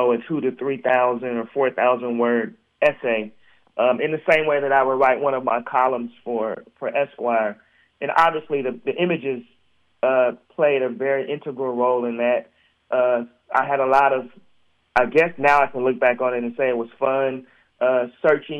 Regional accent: Portland, Oregon, United States; I grew up in Portland, Oregon, which is a basketball-rich city.

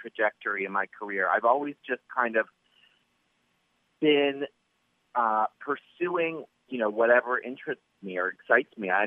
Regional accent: Maryland, United States; moved away; I was growing up in Maryland

